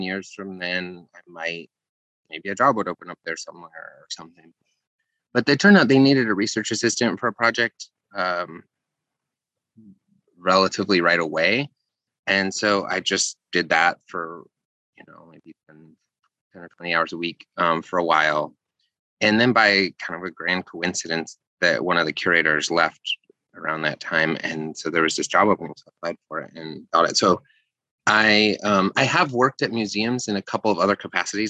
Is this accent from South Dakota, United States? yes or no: yes; South Dakota, United States; I grew up in South Dakota